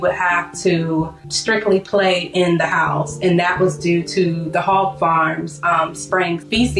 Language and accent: English; Duplin County, North Carolina, United States; Growing up in Duplin County, we would go outside and play with our friends and our cousins, whoever lived in our community.